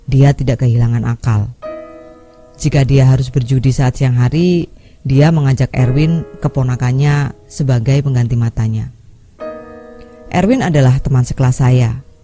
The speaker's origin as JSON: {"language": "Indonesian", "region": "Jambi", "country": "Indonesia", "said": "Kisah ini saya dapat waktu tinggal di tempat asal saya di Jambi di tahun antara 1997 sampai 2002 akhir."}